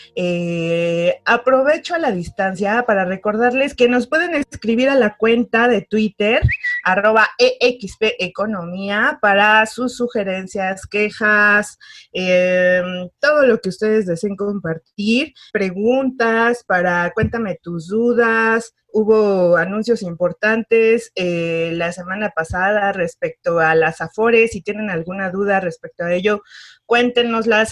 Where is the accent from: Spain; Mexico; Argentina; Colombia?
Mexico; somos los mexicanos